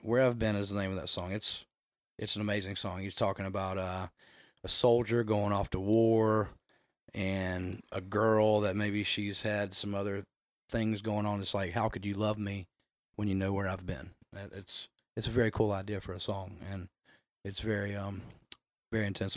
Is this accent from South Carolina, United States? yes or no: yes; North Augusta, South Carolina, United States; now in Augusta, United States; I grew up in North Augusta, South Carolina, right over the bridge there